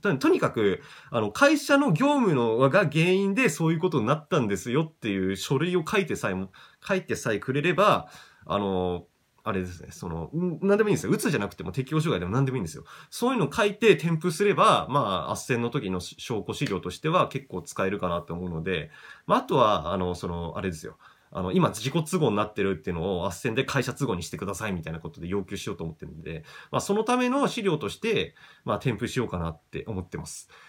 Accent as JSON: {"language": "Japanese", "country": "Japan", "tie": "born or raised there", "said": "地元が東京に近くていい立地ではあるんですけど"}